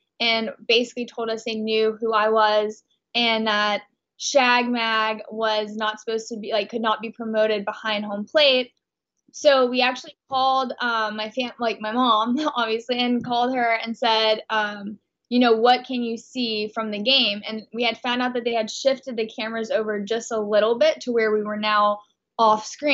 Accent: Texas, United States; moved away as an adult; now in Los Angeles, United States; I'm actually from Texas. I'm from a really, really conservative small town in Texas.

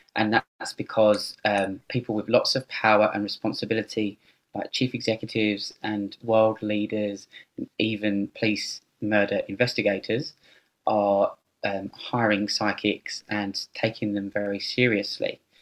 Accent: United Kingdom; moved away as an adult; also born or lived in London; now in Sydney, Australia; I'm British and I've lived in Australia for ten years, and at the time when I st- uh, started writing the book, um, I was living in London

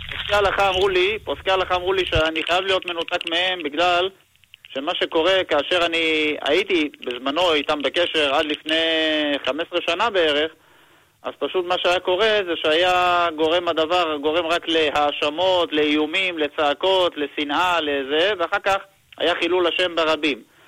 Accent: Kiryat Bialik, Haifa District, Israel; moved away as an adult; now in Jerusalem, Israel; ועברתי לירושלים, אני מגיע מהקריות. אה, כן. ביאליק במקור, ועברתי לירושלים

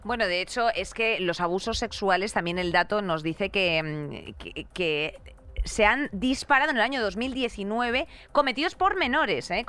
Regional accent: Madrid, Community of Madrid, Spain; te lo digo como madrileña

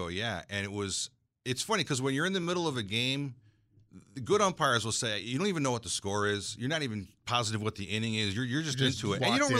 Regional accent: Berlin, United States; because I grew up in Berlin Baby Ruth baseball.

